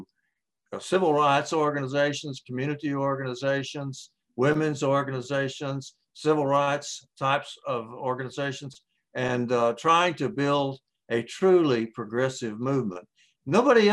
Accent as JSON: {"language": "English", "town": "Ada", "region": "Oklahoma", "country": "United States", "tie": "born or raised there", "moved": "as an adult", "lives_now": "Texas, United States", "said": "I'm actually from Oklahoma. I was raised in Ada, Oklahoma"}